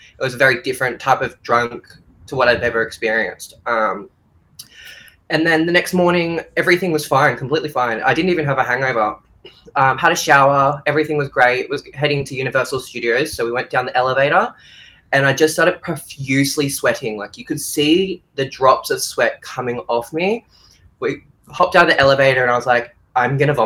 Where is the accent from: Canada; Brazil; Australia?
Australia; I'm Australian